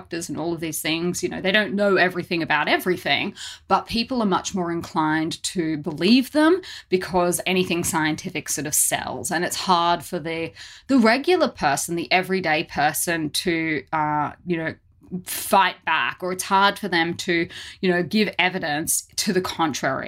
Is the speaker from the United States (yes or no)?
no; Australia; growing up in Australia